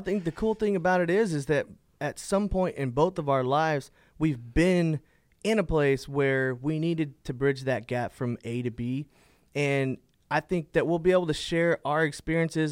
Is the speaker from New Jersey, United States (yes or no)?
no; Fort Worth, Texas, United States; I am from Fort Worth, Texas, born and raised native here